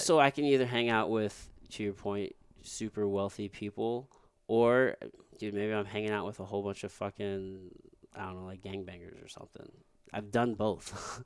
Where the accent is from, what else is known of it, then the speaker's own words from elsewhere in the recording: rural Missouri, United States; also born or lived in Jefferson City, Missouri; I grew up in rural, rural Missouri around all white people